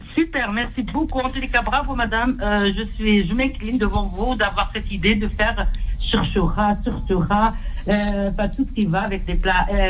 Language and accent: French; Constantine, Constantine Province, Algeria; je suis de Constantine